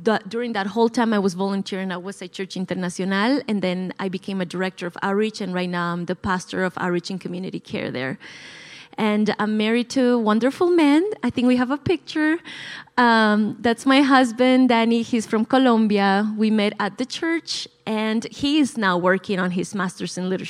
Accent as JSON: {"language": "English", "region": "La Paz", "country": "Bolivia", "tie": "born or raised there", "second_language": "English", "moved": "as an adult", "lives_now": "United States", "said": "I was born and raised in La Paz, Bolivia. So if I ever say something that's sounds weird or I have an accent, that's the reason why"}